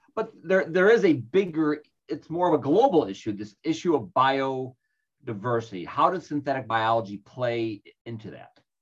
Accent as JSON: {"language": "English", "town": "Chicago", "region": "Illinois", "country": "United States", "tie": "born or raised there", "moved": "yes", "said": "I'm originally from Chicago and we used to live back there"}